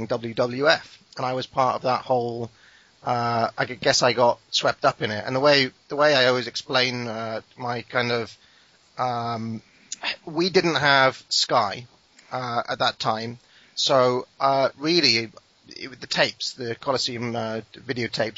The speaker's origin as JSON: {"language": "English", "region": "Wales", "country": "United Kingdom", "said": "I'm not English"}